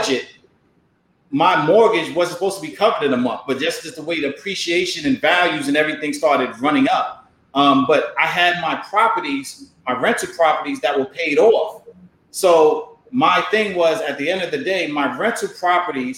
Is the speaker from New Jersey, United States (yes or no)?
no; New York City, New York, United States; moved away as an adult; also born or lived in Hampton, Virginia; I'm from Harlem. So growing up in Harlem